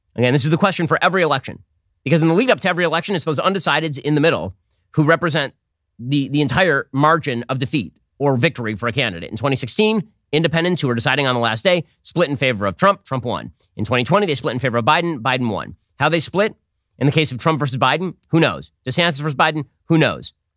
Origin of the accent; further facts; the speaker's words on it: United States; I'm American